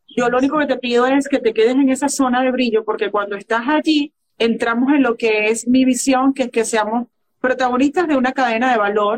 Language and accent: Spanish; Venezuela; En Venezuela, en la tierra donde yo nací